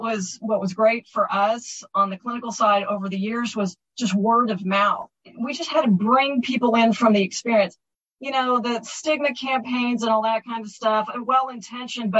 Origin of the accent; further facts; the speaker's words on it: Texas, United States; I'm a Texan